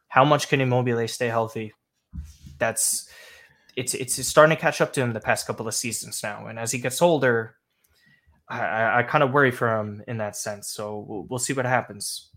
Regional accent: United States; now in New York, United States; I'm American and in New York

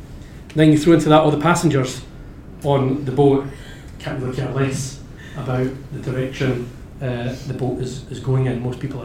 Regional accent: Scotland, United Kingdom; And we back home, the old country, continue to look for inward investment. We're still looking and supporting inward investment into Scotland

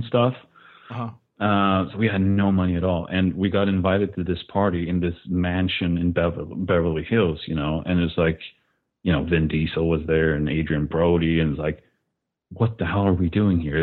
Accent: Jönköping, Jönköping County, Sweden; moved away as an adult; now in Los Angeles, United States; I was from Sweden

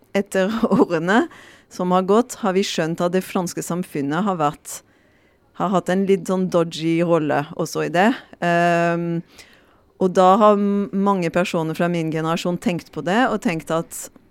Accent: France; Norwegian is a second language; moved away as an adult; now in Norway; vi er ikke forberedt for det som franskmann

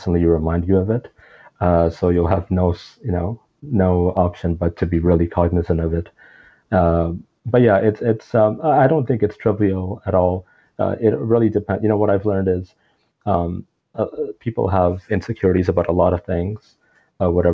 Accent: Toronto, Ontario, Canada; also born or lived in Pakistan; when we came from Pakistan, when I was about 5, 6 years old, and that was we came to Toronto, Canada

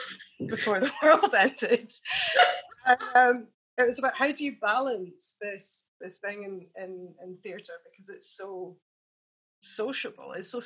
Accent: Edinburgh, Scotland, United Kingdom; Like, it's such a sociable city, especially because I came from Edinburgh, which was a massive culture shock.

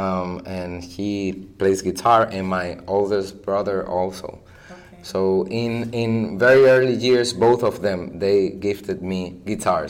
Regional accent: Arecibo, Puerto Rico; I'm from Arecibo, in the north part of the island.

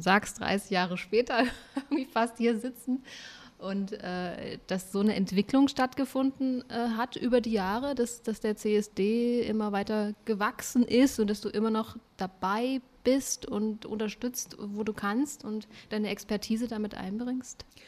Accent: Germany; ich bin zwar in der DDR geboren

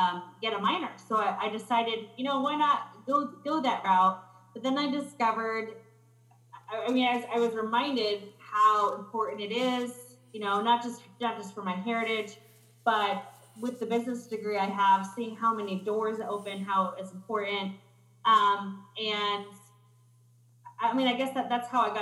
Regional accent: United States; I was born in the United States. Both of my parents were born in Mexico

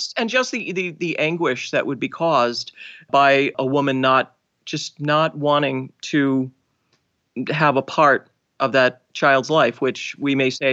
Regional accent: Boston, Massachusetts, United States; I am from Boston, so despite my lack of accent.

